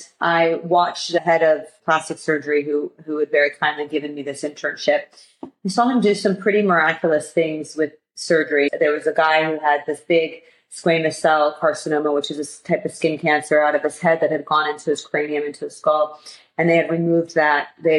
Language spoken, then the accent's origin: English; outside of Baltimore, Maryland, United States; moved away as an adult; also born or lived in New York City / California / Washington, D.C.; now in London, United Kingdom; I grew up outside of Baltimore, which is where Hopkins is, went to a lovely all-girls school.